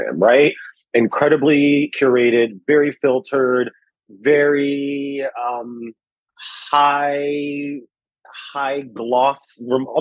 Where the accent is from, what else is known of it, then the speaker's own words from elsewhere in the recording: Washington, District of Columbia, United States; moved away as an adult; also born or lived in New York; Growing up in Washington, D.C., political environment, lots of journalism happening